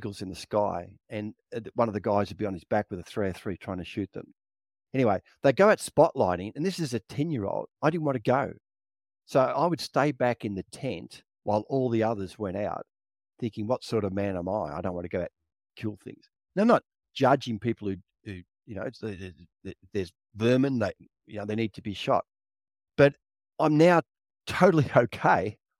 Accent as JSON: {"language": "English", "region": "Victoria", "country": "Australia", "tie": "born or raised there", "said": "And it's, I remember I grew up in Victoria. My dad would take us camping, me and my two brothers"}